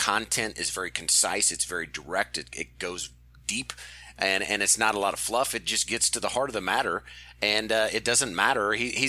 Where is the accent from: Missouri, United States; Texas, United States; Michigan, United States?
Missouri, United States; I'm from Missouri, so we actually have the St. Louis Battlehawks